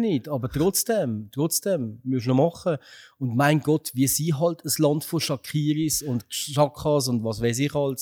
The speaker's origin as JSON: {"language": "German", "region": "Upper Valais", "country": "Switzerland", "said": "wir Walliser, Oberwalliser, wir sind Walliser"}